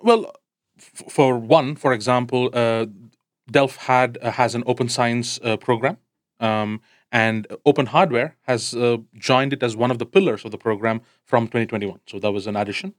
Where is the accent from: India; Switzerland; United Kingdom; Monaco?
India; I come from India